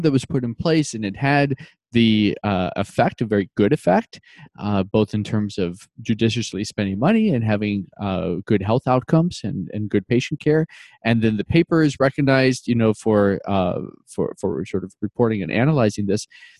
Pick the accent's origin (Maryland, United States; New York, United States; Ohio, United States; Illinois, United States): Illinois, United States; I'm from Illinois